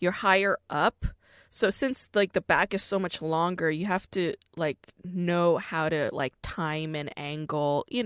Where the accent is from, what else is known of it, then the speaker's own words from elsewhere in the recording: New York, United States; I grew up in New York